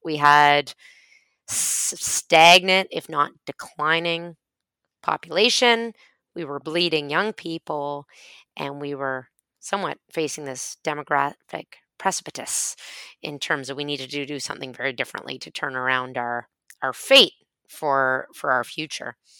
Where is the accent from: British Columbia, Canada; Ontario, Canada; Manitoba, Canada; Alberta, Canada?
British Columbia, Canada; Vancouver; moved away as an adult; now in Halifax, Canada; So I moved to Halifax from my hometown of Vancouver in 2001